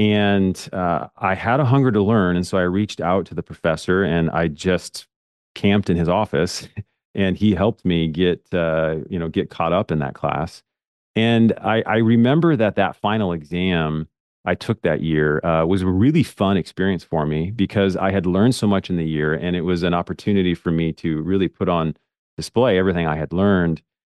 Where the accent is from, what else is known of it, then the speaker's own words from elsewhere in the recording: Portland, Oregon, United States; I grew up in Portland, Oregon, in a suburb of Portland, Oregon, and I grew up in a very simple family.